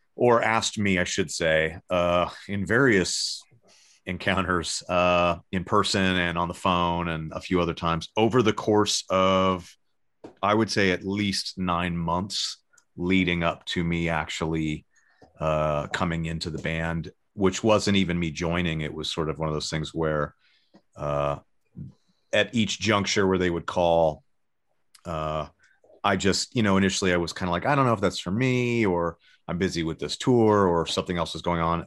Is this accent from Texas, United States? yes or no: no; Los Angeles, California, United States; also born or lived in San Diego / Sherman Oaks; I was born in Pa-, Panorama City in, in, in the, uh, north, north part of Lo-, the Los Angeles area in the, in, like, totally the valley. And, uh, grew up there till I was about fourteen or fifteen